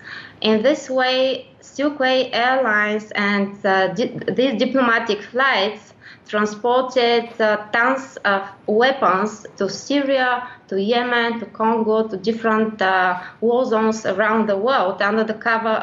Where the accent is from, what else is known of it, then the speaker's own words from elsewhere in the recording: Bulgaria; When I got back in my home country, Bulgaria